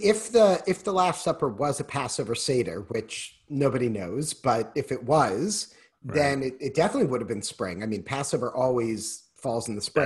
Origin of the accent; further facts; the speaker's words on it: Newton, Massachusetts, United States; now in Wisconsin, United States; I grew up in Newton, and so we actually grew up skiing at Wachusett Mountain